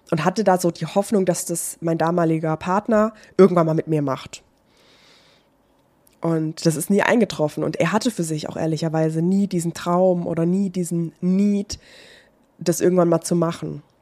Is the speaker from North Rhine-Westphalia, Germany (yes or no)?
no; Baden-Württemberg, Germany; ich bin aber von meiner Heimatstadt, das ist Nähe Heidelberg gewesen, äh, beziehungsweise Stadt, es ist keine Stadt, es ist ein kleines Dorf.